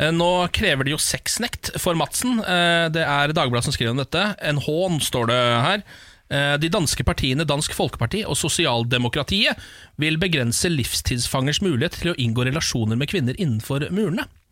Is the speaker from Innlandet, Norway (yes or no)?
no; Moss, Østfold, Norway; moved away; Moss i helgen, min hjemby